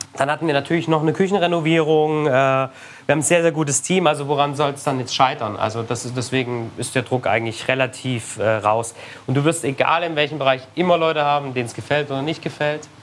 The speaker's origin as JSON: {"language": "German", "area": "the East", "region": "eastern Germany", "country": "Germany", "said": "Ich komme aus dem Osten, da wurde immer Lecho draus gemacht"}